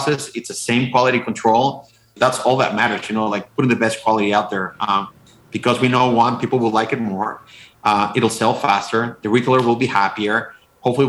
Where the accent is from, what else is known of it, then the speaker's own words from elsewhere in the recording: Mexico; now in Wisconsin, United States; I'm originally from Mexico. I have no idea how I ended up in Wisconsin, but I love it here. Like, you know, we moved here about 8 years ago